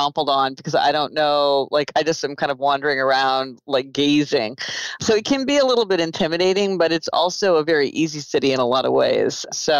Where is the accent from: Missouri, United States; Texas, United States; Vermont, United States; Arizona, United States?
Missouri, United States; Kansas City; moved away as an adult; also born or lived in New Haven, Connecticut; now in New York City, United States; I'm from Kansas City, Missouri, so sometimes it's kind of hard for me to realize that I actually live in New York City